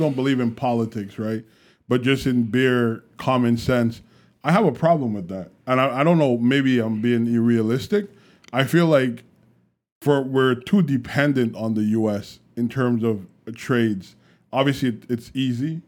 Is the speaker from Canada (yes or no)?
yes; Canada